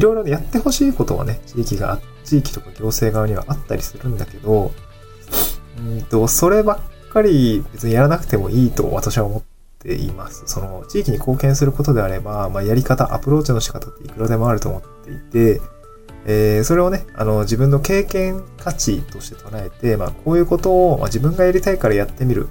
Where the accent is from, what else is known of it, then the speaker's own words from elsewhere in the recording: Niigata, Japan; also born or lived in Tokyo; now in Awaji Island, Japan; 私の地元の新潟